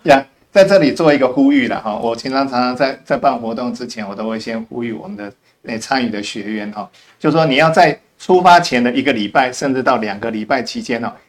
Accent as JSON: {"language": "Chinese", "country": "Taiwan", "said": "我们台湾本人本身一般来讲的话，没有就碰过雪"}